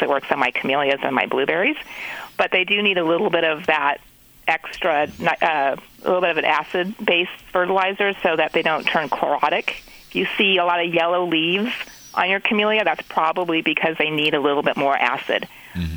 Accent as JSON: {"language": "English", "region": "California", "country": "United States", "tie": "born or raised there", "said": "growing up in California"}